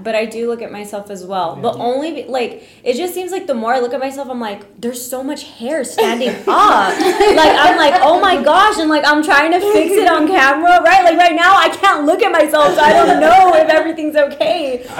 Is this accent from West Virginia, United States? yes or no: no; Brownsville, Texas, United States; we're from Brownsville.